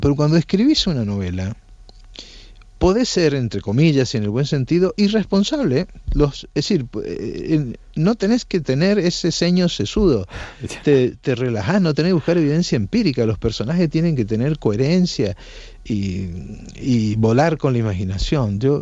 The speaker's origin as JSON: {"language": "Spanish", "country": "Argentina", "tie": "born or raised there", "also_born_or_lived": "Naples, Italy / Colombia", "moved": "as an adult", "lives_now": "Barcelona, Spain", "said": "yo nací en Nápoles y como el personaje emigré a la Argentina siendo pequeño"}